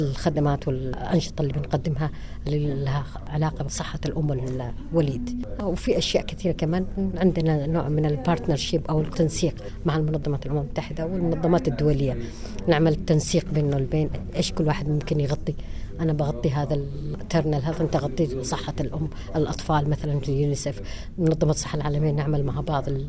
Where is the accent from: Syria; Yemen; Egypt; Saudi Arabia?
Yemen; عندنا في اليمن ما في كامبس